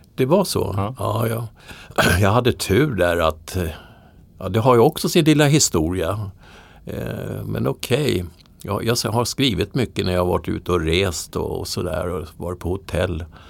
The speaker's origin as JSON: {"language": "Swedish", "town": "Södertälje", "region": "Stockholm County", "country": "Sweden", "tie": "born or raised there", "moved": "as an adult", "said": "jag är alltså uppvuxen i Södertälje."}